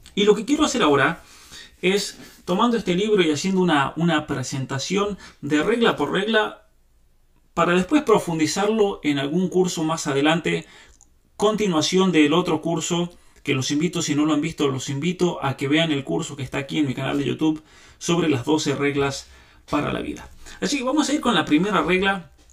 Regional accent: San Juan, Argentina; San Juan, mi provincia natal

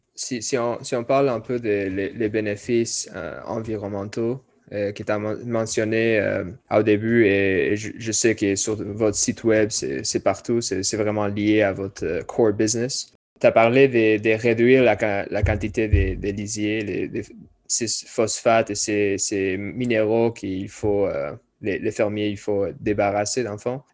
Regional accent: California, United States; now in Quebec, Canada; je viens de la Californie

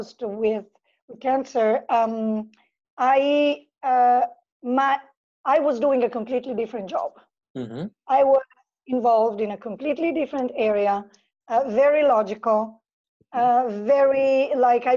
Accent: Italy; moved away as an adult; now in Phuket, Thailand; I am originally from Italy

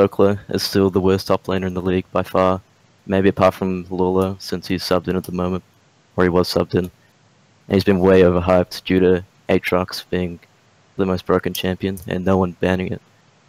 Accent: Wellington, New Zealand; I'm from Wellington, New Zealand.

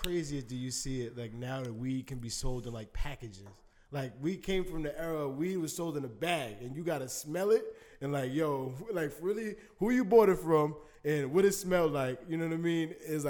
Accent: New York, United States; we said you're from New York, I'm from New York.

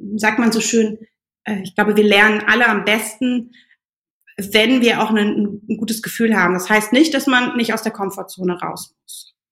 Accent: Germany; moved away as an adult; also born or lived in Berlin; Gebürtig komme ich aus, äh, aus dem Rheinland

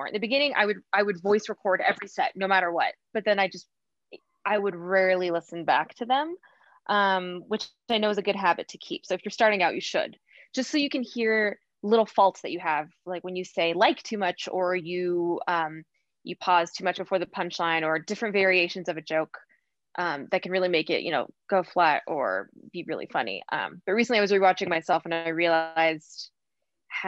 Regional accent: United States; I was born in America

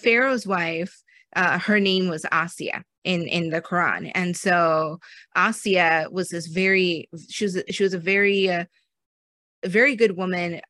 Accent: United States; I was born in America, but my family is from Pakistan and India

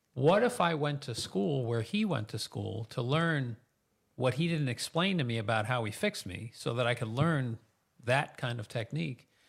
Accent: Mahopac, New York, United States; I was raised in Mayapack, graduated from Mayapack High School

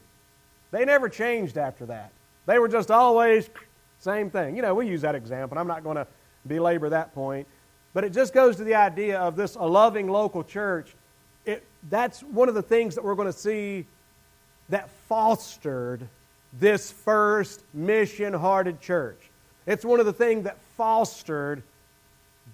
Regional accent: the South, United States; accent: Southern; as a Southerner

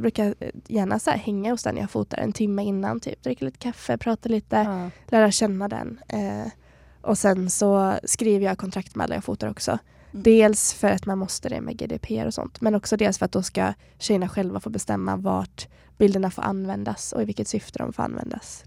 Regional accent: Borås, Västra Götaland, Sweden; moved away as an adult; also born or lived in Stockholm; now in Kalmar, Sweden; Borås där jag kommer ifrån

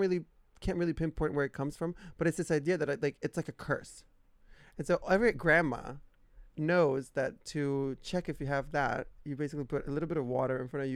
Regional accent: Italy; born or raised there; moved away

